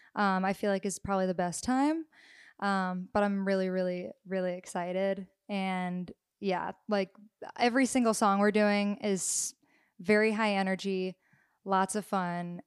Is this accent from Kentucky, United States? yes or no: no; Nashville, Tennessee, United States; growing up in Nashville